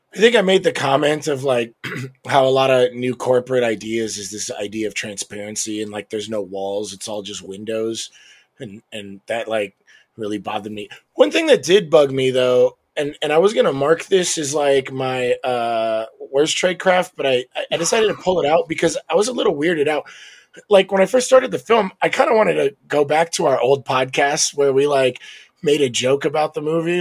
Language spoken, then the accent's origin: English; United States; as an American